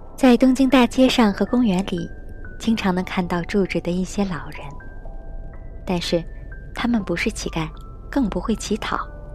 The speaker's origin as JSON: {"language": "Chinese", "country": "China", "moved": "as an adult", "lives_now": "Japan", "said": "我是中国来的留学生"}